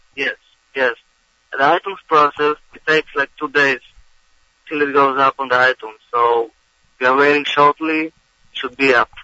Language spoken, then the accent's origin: English; Israel; now in United States; I'm originally from Eretz Yisrael